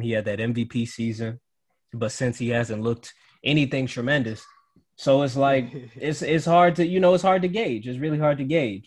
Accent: Cleveland, Ohio, United States; I'm from Cleveland

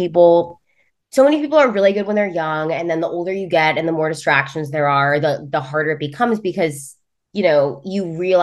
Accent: California, United States; now in New York, United States; I am originally from California. I live in New York now.

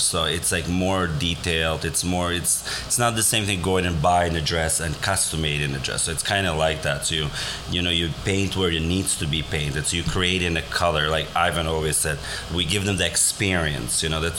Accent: Albania; now in Riverdale, United States; I came from Albania, and I live here, and I started working here right away, and it's been such a pleasure getting to know Riverdale community and people.

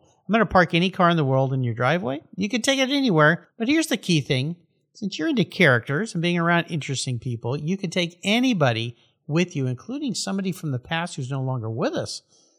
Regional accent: San Diego, California, United States; I grew up in La Jolla and surfed Wind and Sea.

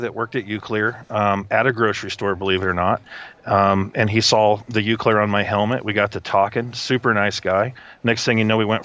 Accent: Midwest, United States; moved away as an adult; also born or lived in Ohio; I grew up in the Midwest

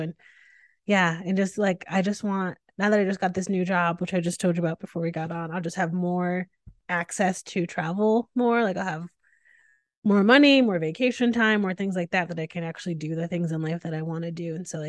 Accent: New England, United States; now in Austin, United States; I grew up in New England, yeah. So I'm fine with all the temperatures.

